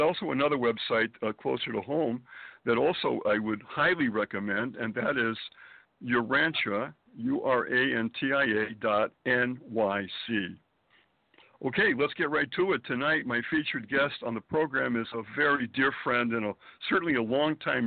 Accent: Springfield, Massachusetts, United States; born or raised there; moved away as an adult; also born or lived in Boston, Massachusetts / Manhattan, New York; now in New York City, United States

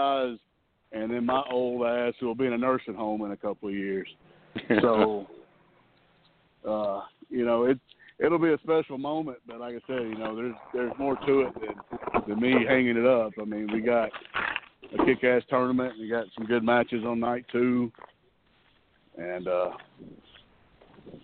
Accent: Chattanooga, Tennessee, United States; also born or lived in Georgia; it's my hometown

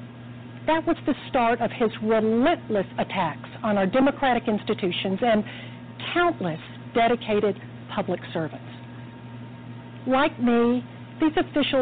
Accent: Atlanta, Georgia, United States; I'm here in my hometown of Atlanta

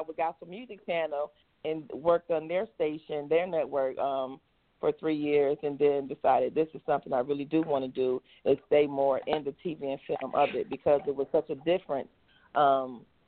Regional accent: Rochester, New York, United States; moved away as an adult; now in Atlanta, United States; I'm from Rochester, New York. So that's where I'm from, and I now reside in Atlanta, Georgia

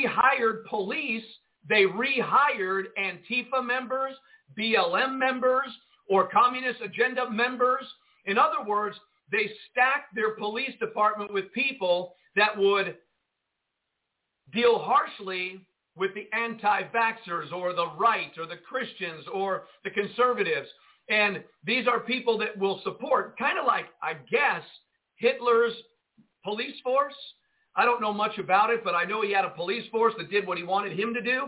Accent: Jersey City, New Jersey, United States; I grew up in Jersey City, New Jersey

